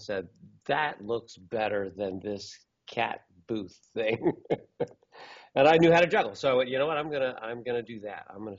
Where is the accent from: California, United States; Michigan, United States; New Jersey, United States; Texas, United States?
California, United States; Novato; I grew up in Novato, which is where the old Renaissance Fair was.